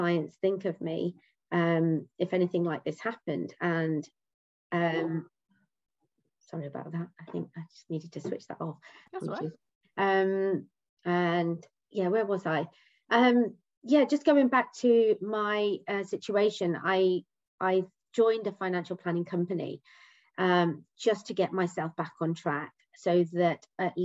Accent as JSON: {"language": "English", "town": "Leicester", "region": "East Midlands", "country": "United Kingdom", "moved": "yes", "lives_now": "Essex, United Kingdom", "said": "I live in Essex with my husband and 2 children. I'm originally from Leicester."}